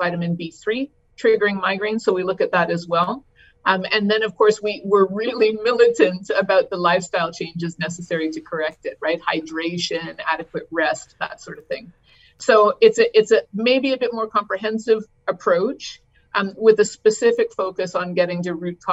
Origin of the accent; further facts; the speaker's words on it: Canada; I'm Canadian. I was trained in Canada